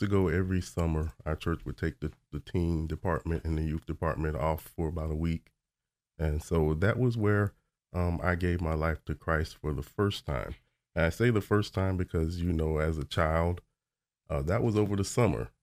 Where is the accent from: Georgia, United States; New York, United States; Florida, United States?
Florida, United States; Orlando; I was born in Orlando, Florida.